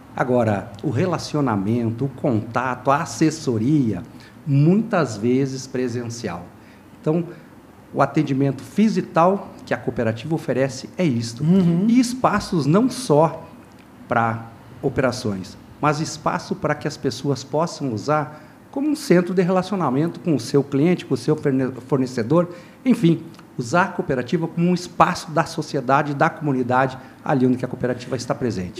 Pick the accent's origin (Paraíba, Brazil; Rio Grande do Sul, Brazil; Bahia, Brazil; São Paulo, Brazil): Rio Grande do Sul, Brazil; lá do Rio Grande do Sul